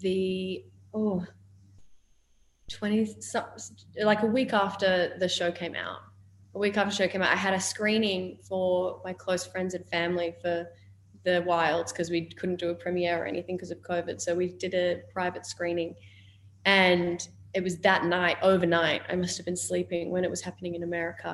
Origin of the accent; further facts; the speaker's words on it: Australia; accent: Australian; my Australian accent